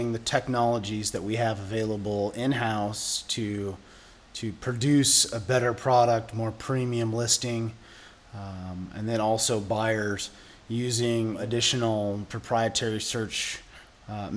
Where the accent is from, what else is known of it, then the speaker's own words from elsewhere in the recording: Seattle, Washington, United States; I grew up in West Seattle, third generation West Seattleite.